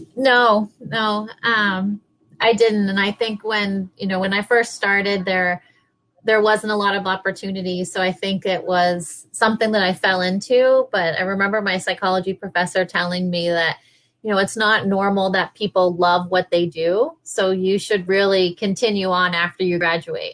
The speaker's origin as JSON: {"language": "English", "region": "New York", "country": "United States", "said": "I was from New York or been in New York for so long"}